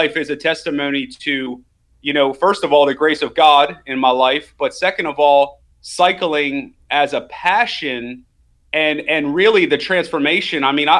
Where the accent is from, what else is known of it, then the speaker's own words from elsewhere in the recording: Maryland, United States; I grew up in Maryland, and I had never really seen that.